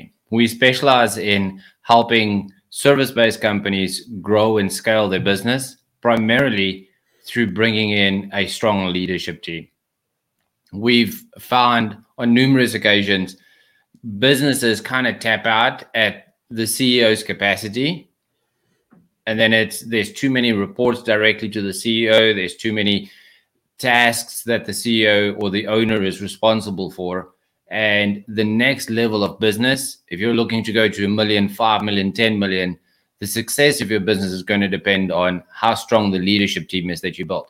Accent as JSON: {"language": "English", "country": "South Africa", "accent": "South African", "moved": "as an adult", "lives_now": "United States", "said": "So I moved to the United States from South Africa. That's where the accent is from"}